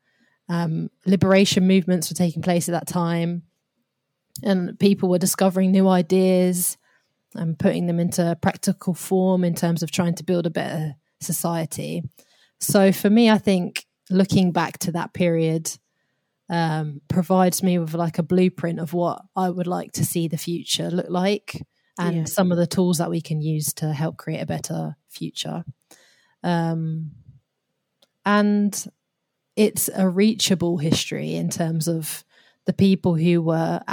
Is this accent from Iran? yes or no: no; United Kingdom; my position growing up in Britain